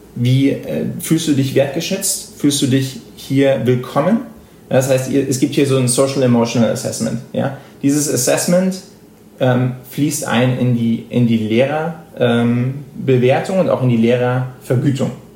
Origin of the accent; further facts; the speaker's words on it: Germany; moved away as an adult; now in United States; als Deutscher hier in die USA kommst